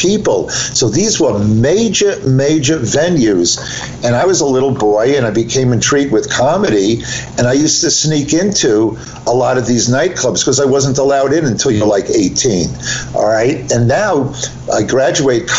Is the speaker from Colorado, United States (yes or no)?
no; Long Island, New York, United States; also born or lived in Woodmere / Wantagh; now in New Jersey, United States; We grew up on Long Island